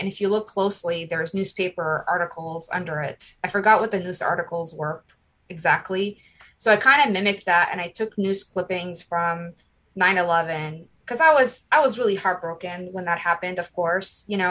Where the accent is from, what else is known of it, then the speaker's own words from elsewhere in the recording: Iraq; English is a second language; And it said that I'm originally from Iraq.